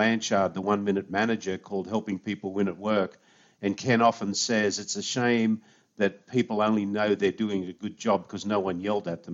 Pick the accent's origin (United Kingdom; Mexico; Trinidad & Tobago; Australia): Australia; Sydney, New South Wales; moved away as an adult; also born or lived in United States; now in San Diego, United States; So I was born in Sydney, Australia, grew up in a suburb of Sydney called Five Dock